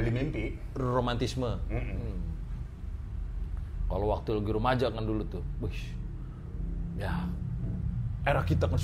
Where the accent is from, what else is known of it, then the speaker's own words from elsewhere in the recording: Jakarta, Indonesia; Wah, kalau di Pondok Bambu … soalnya, Bro.